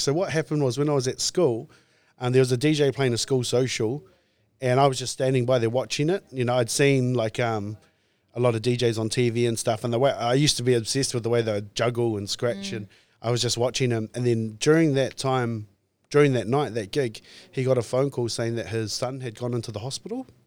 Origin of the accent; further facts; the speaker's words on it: New Plymouth, Taranaki, New Zealand; born and raised in Taranaki, um, in New Plymouth in town